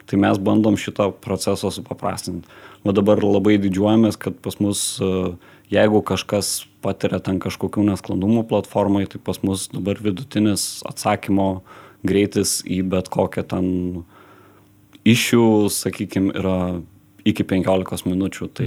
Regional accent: Lithuania; Mes lietuviai

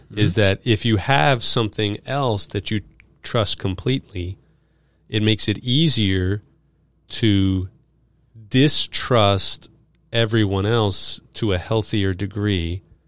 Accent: New York City, New York, United States; I grew up in New York

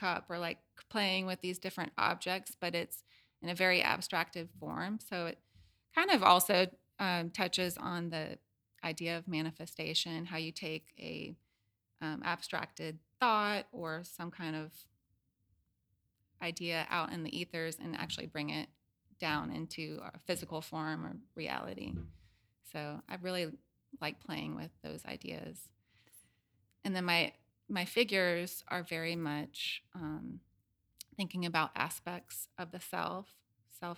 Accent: Knoxville, Tennessee, United States; moved away as an adult; also born or lived in Seattle; now in Atlanta, United States; I grew up in Knoxville, Tennessee, and I could not wait to leave and go somewhere else

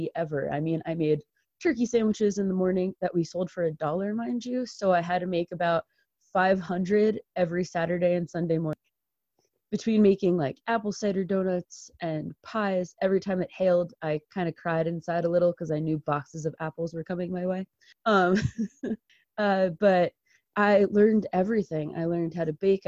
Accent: Marlborough, New York, United States; now in Colorado, United States; I am from Marlborough, New York

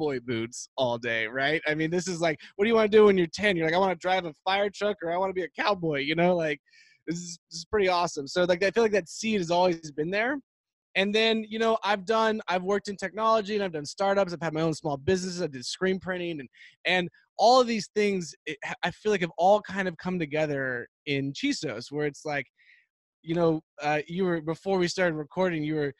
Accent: Texas, United States; growing up in Texas

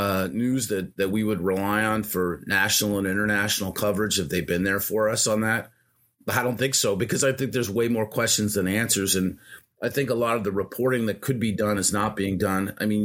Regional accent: United States; I'd also like to understand, you know, just as an American citizen

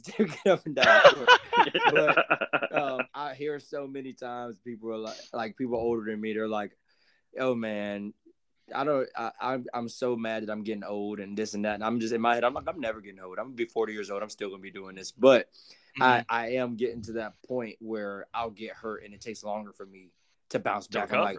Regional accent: Jacksonville, United States; where I'm from Jacksonville

